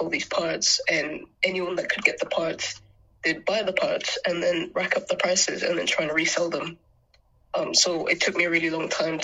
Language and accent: English; Anguilla; now in England; the overall island lifestyle was quite nice growing up in Angola